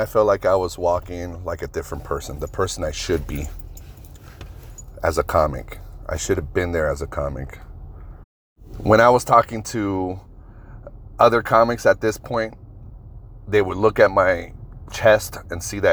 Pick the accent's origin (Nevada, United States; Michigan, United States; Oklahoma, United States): Nevada, United States; Las Vegas; We're from Vegas.